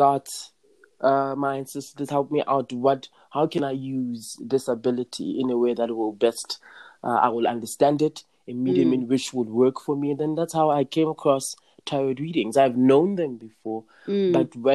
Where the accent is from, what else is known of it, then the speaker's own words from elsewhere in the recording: the Vaal, Gauteng, South Africa; I'm like from the Vaal. It's like the lower part, like the south part of Gauteng